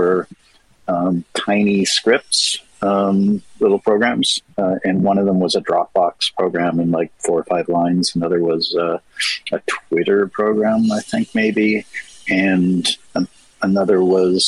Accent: Toronto, Ontario, Canada; I'm from Toronto

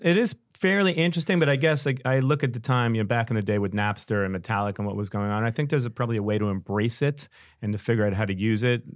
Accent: New York City, New York, United States; I'm a New Yorker.

